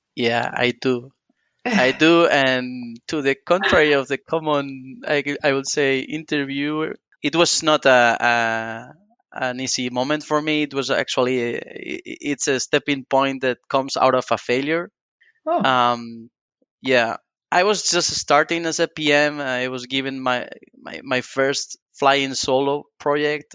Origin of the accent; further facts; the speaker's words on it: northern Spain, Spain; I come from a very small town in the northern part of Spain.